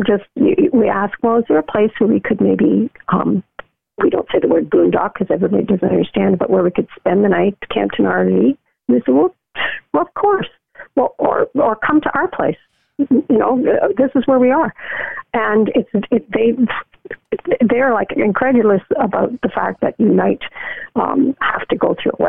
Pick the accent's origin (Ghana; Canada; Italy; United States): Canada; Being Canadian